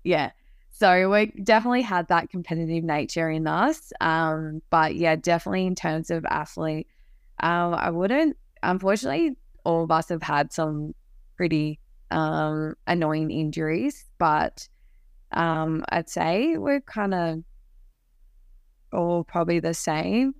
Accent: Canberra, Australian Capital Territory, Australia; to play for my hometown

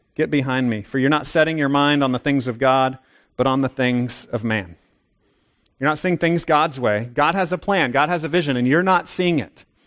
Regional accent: United States; I'm an American

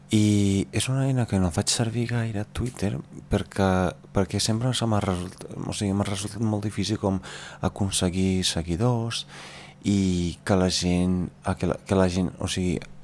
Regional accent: Veneto, Italy; Catalan is a second language; moved away as an adult; now in Catalonia, Spain; Jo sóc d'un poble de l'interior, uns 60 quilòmetres de Venècia

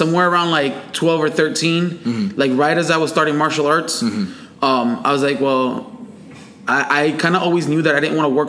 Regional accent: Puerto Rico; moved away; I'm Puerto Rican. Mm-hmm. I grew up on the island watching wrestling.

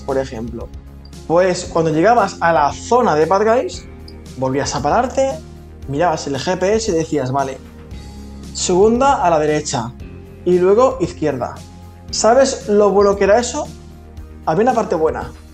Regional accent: Valencia, Valencian Community, Spain; somos de Valencia, trabajaba en Valencia

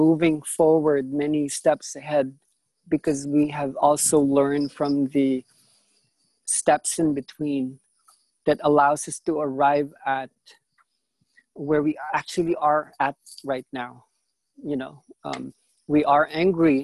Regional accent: Philippines; I come from a different energetic signature being from the Philippines

